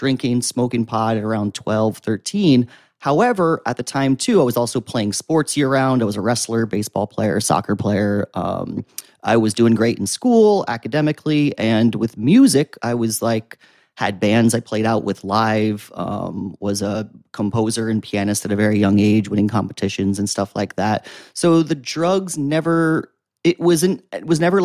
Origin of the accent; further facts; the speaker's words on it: Wantage, New Jersey, United States; moved away as an adult; now in Jersey City, United States; From Sussex County, New Jersey. Now I live in Jersey City. So I was from like Wantage, the kind of picturesque Appalachian Mountain area, the northwest tip of New Jersey.